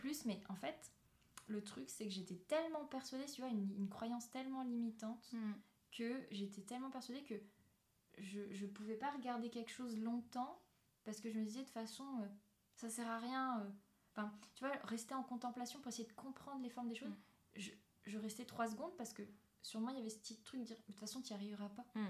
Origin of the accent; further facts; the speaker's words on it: Avranches, Normandy, France; also born or lived in Saint-Lô / Cherbourg / Angers; now in Équeurdreville, France; je suis née à Saint-Lô, mais j'ai vécu jusqu'à mes 8 ans à Cherbourg. Après, mes parents ont dû déménager pour des raisons familiales, parce que j'ai un frère qui est handicapé et il y avait un centre pour l'accueillir à Avranches. Donc on a déménagé à Avranches